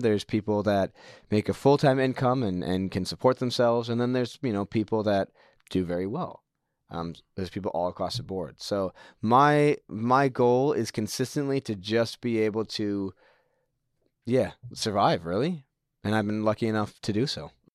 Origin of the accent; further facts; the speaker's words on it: United States; moved away as an adult; also born or lived in New Zealand; now in Tauranga, New Zealand; My parents are both American. They are on holiday when I was born. And then my dad got offered a good job back in the States. So they went back there, and I lived there for most of my life